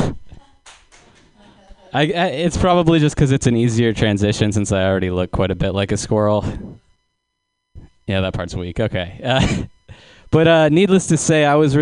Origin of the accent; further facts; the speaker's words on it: San Luis Obispo, California, United States; I live in San Luis Obispo